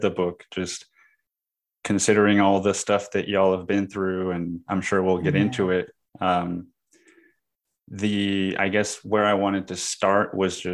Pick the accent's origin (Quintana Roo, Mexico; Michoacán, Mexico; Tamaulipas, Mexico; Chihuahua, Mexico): Quintana Roo, Mexico; Cancún; moved away as an adult; also born or lived in California, United States; now in Austin, United States; I grew up in Cancun